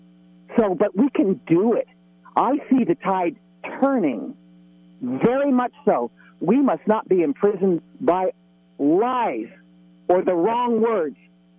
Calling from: Arcata, California, United States; I'm calling from Arcata.

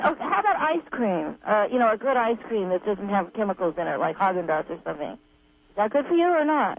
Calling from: Phillipsville, California, United States; I'm calling from Phillipsville

